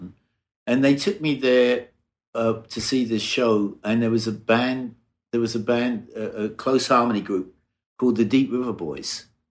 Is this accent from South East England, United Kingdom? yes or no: yes; Brighton, South East England, United Kingdom; I was born in Brighton, in England, in the south coast of England, about an hour south of London